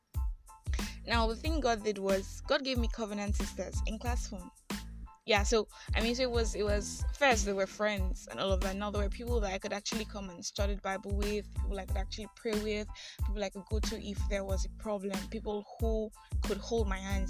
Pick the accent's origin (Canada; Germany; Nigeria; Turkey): Nigeria; I am that Nigerian Christian alcoholic